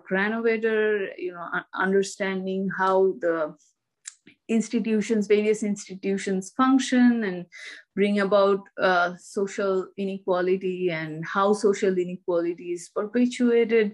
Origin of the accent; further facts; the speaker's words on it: Kolkata, West Bengal, India; moved away as an adult; also born or lived in Delhi, India; now in United States; I grew up in India and I studied, I grew up in Kolkata and I studied in Presidency College, Kolkata